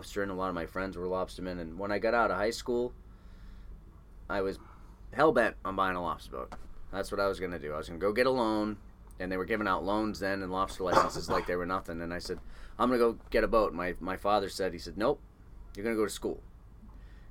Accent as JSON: {"language": "English", "area": "New Hampshire area, coastal Maine", "region": "coastal New England", "country": "United States", "tie": "born or raised there", "also_born_or_lived": "Columbus, Ohio", "moved": "yes", "lives_now": "Alaska, United States", "said": "we grew up in coastal New England, New Hampshire area, coastal Maine"}